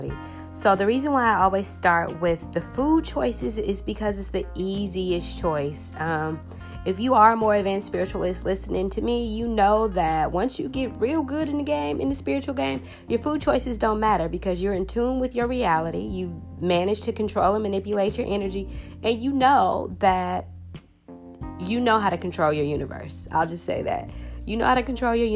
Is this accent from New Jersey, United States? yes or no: no; California, United States; I'm from California, you guys. So Mexican food, we do Mexican food a lot out here